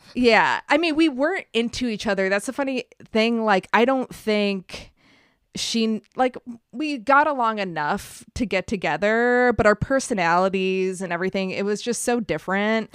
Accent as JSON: {"language": "English", "town": "Buffalo", "region": "New York", "country": "United States", "tie": "born or raised there", "also_born_or_lived": "Montreal, Canada", "said": "outside of Buffalo, which isn't as cool as Montreal"}